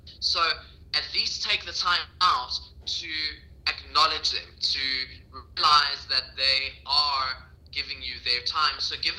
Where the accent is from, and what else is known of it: South Africa